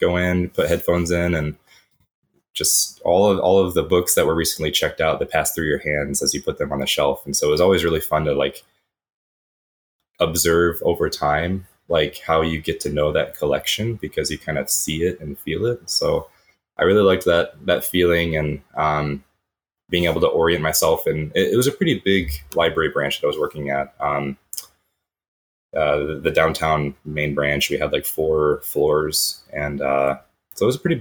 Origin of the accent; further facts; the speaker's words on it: Grand Rapids, Michigan, United States; moved away as an adult; now in Tokyo, Japan; growing up in Grand Rapids